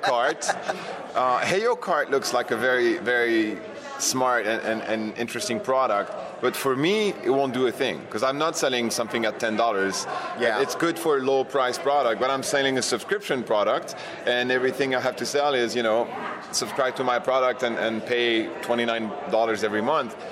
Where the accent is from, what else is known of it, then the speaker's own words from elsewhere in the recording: France; also born or lived in New York; I was born in New York, but I was raised and educated in France. So you'll you'll hear a little accent